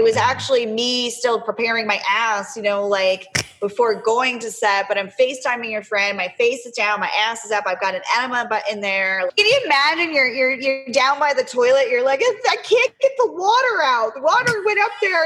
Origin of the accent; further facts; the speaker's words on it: Pennsylvania, United States; moved away as an adult; I grew up in Pennsylvania